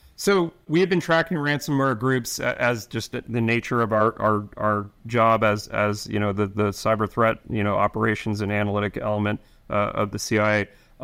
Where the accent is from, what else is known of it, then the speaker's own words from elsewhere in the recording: New York, United States; I'm from New York